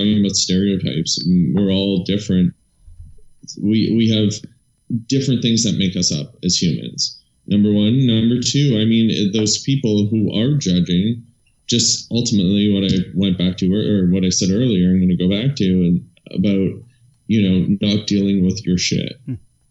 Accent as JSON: {"language": "English", "area": "about 3.5-4 hours north of Toronto", "region": "Ontario", "country": "Canada", "tie": "born or raised there", "also_born_or_lived": "Europe", "moved": "as an adult", "said": "I'm from about 3.5-4 hours north of Toronto"}